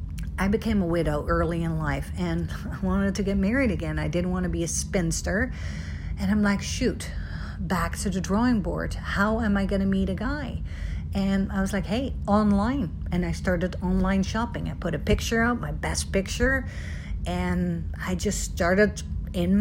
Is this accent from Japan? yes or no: no; Netherlands; moved away; I'm from Holland originally